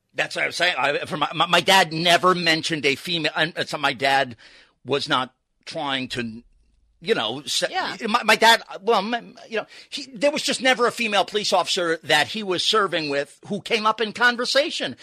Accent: New York, United States; I grew up in New York

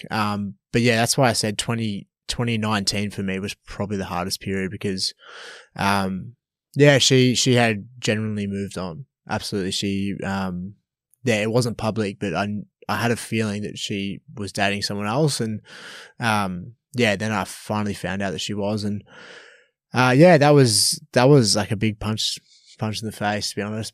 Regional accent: Melbourne, Victoria, Australia; moved away as an adult; also born or lived in Canberra / Gold Coast; I'm originally from Melbourne

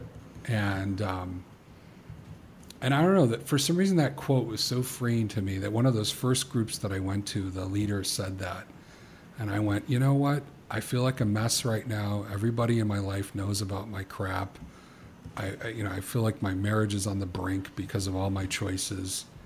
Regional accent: the South, United States; moved away; I was born in the South

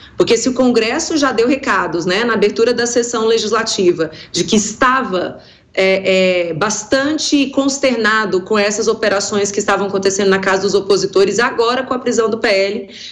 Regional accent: Brazil; como brasileiro

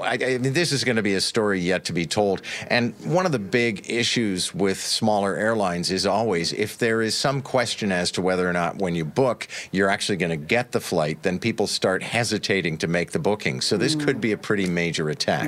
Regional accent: Quebec, Canada; now in Toronto, Canada; a guy who was born and raised in Quebec

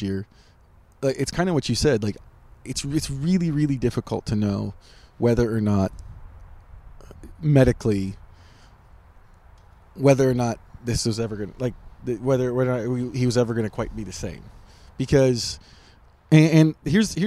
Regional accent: Wisconsin, United States; now in Indianapolis, United States; I grew up in Wisconsin

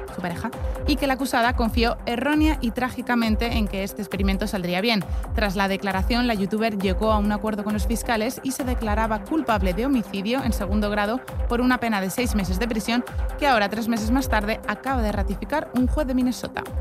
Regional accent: Spain; En España, como tenemos el, inglés regulero

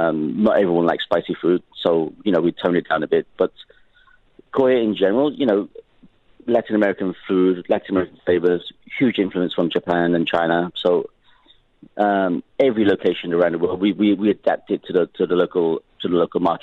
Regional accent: Liverpool, North West England, United Kingdom; moved away; I grew up in Liverpool. I was born in Liverpool, UK.

